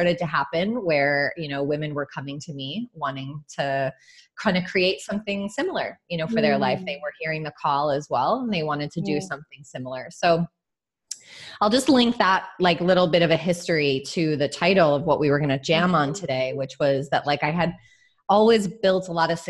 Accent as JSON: {"language": "English", "region": "New York", "country": "United States", "tie": "born or raised there", "said": "I grew up right outside of New York City with immigrant parents from Ireland"}